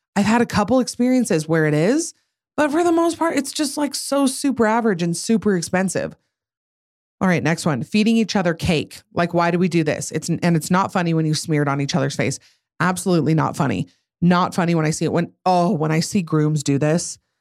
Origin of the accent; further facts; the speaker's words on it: Utah, United States; I'm from Utah